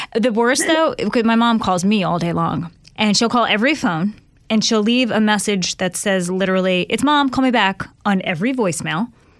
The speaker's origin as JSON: {"language": "English", "town": "New York City", "region": "New York", "country": "United States", "tie": "born or raised there", "moved": "yes", "said": "So I'm from Staten Island, New York, born and raised, and very Italian."}